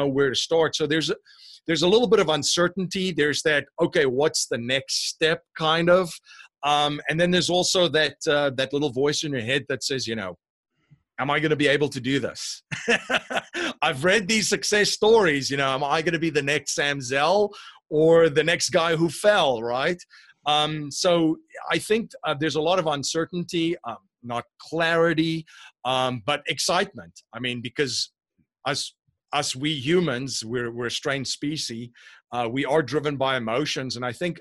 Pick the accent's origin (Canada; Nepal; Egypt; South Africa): South Africa; moved away as an adult; now in Bucks County, Pennsylvania, United States; I'm originally from South Africa. I live in Bucks County, Pennsylvania now, so this is definitely not a Pennsylvanian accent